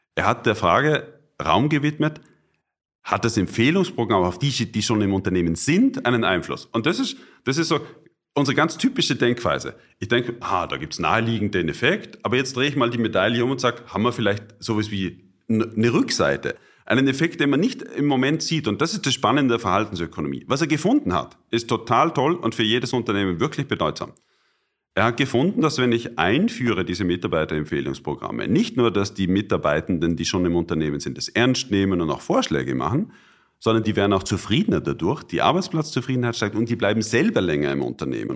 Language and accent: German; Austria; moved away; also born or lived in Bonn / Cologne; ich als Österreicher